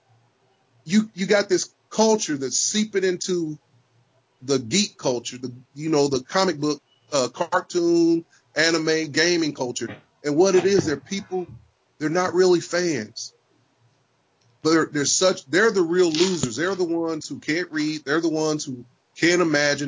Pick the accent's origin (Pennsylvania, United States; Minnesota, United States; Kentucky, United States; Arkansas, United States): Arkansas, United States; I'm from Arkansas, and people tell me they can't tell what race I am when they talk to me on the phone